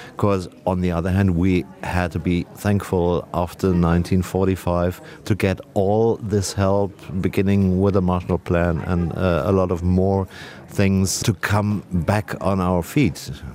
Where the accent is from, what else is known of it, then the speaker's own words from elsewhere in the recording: Germany; English is a second language; my home country, Germany